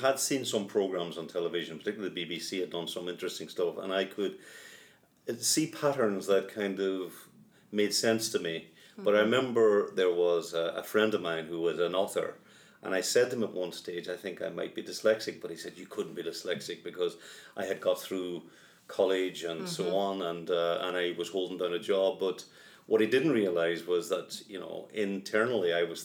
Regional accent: Derry, Northern Ireland, United Kingdom; now in Dublin, Ireland; I was born in Derry, but I now live in Dublin

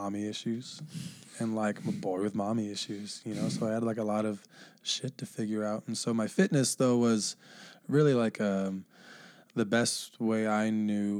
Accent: Bellevue, Washington, United States; born or raised there; also born or lived in Honolulu, Hawaii

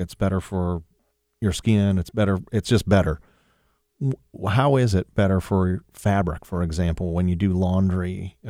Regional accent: Sylvania, Ohio, United States; I grew up in Sylvania, Ohio, so way up north, and we had well water.

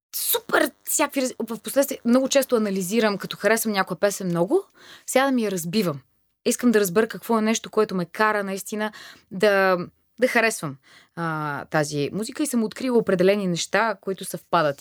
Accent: Bulgaria; also born or lived in Germany / Thailand; Аз идвам от България

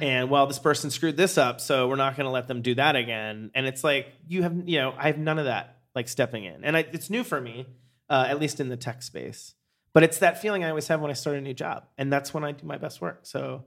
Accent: Pennsylvania, United States; moved away; I grew up in Pennsylvania

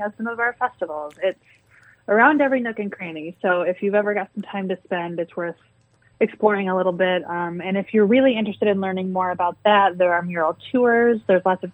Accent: Flint, Michigan, United States; I was born in Flint Township, grew up in the Flint area, went to school in Flint

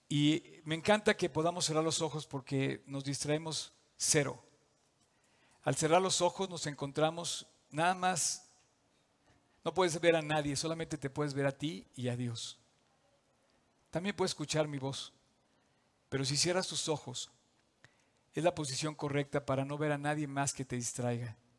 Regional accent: Mexico

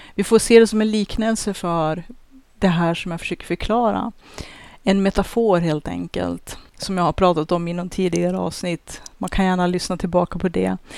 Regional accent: Sweden; vi svenskar

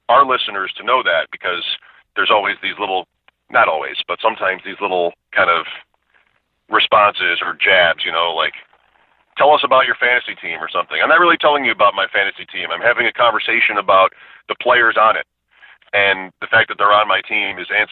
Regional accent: Grand Island, New York, United States; I grew up on Grand Island

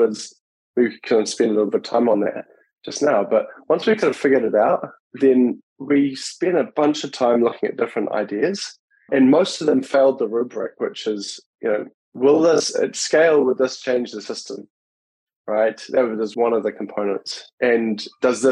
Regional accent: New Zealand; moved away as an adult; now in United States; I grew up in New Zealand

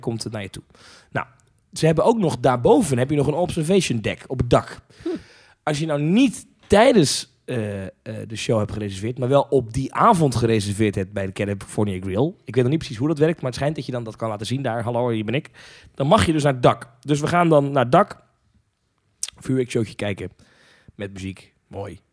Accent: Netherlands; ik ben eh, geboren en getogen in Nederland

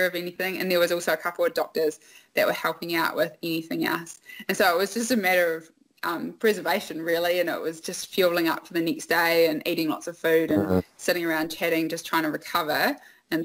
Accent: Oamaru, Otago, New Zealand; Growing up in Oamaru is a small town

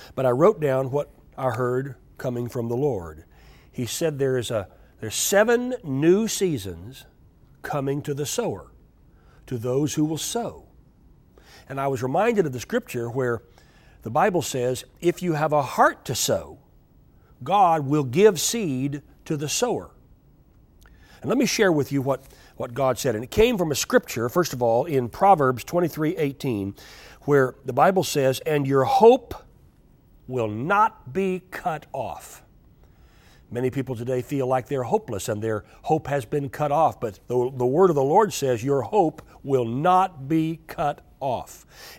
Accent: United States; I'm an American

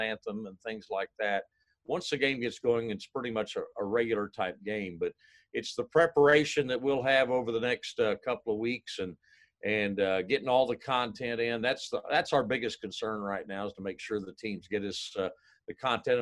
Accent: near St. Louis, Missouri, United States; moved away; I grew up near St. Louis

